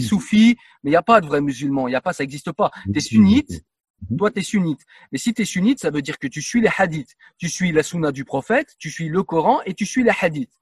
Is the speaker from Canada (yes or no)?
no; France; en tant que Français